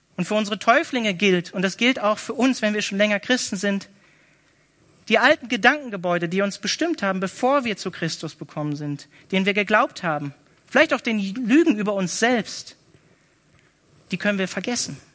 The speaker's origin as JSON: {"language": "German", "region": "Northern Germany", "country": "Germany", "moved": "yes", "said": "ich komme eigentlich aus Norddeutschland"}